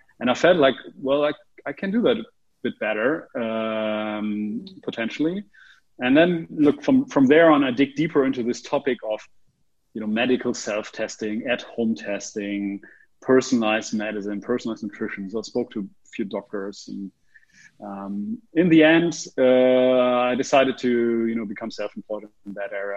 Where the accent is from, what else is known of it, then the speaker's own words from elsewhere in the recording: Oldenburg or Cloppenburg, Lower Saxony, Germany; English is a second language; also born or lived in Australia; now in Berlin, Germany; I grew up in Oldenburg or Kloppenburg, which is a small town in the north of Germany.